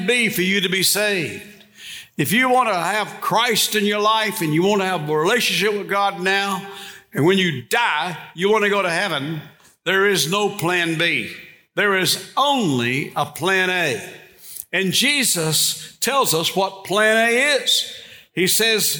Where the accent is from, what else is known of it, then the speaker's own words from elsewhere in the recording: Bastrop, Louisiana, United States; When I was in high school, I grew up over here in Bastrop, about 20 miles from here.